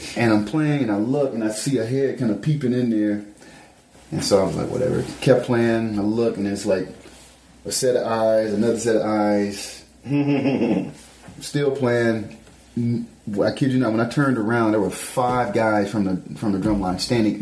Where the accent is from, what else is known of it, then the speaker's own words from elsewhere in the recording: Memphis, Tennessee, United States; moved away; I'm coming from Memphis